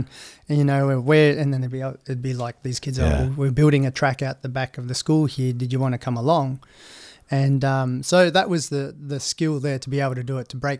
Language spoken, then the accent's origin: English; Perth, Western Australia, Australia; now in Noosa, Australia; I grew up in Perth. So I grew up in mining towns.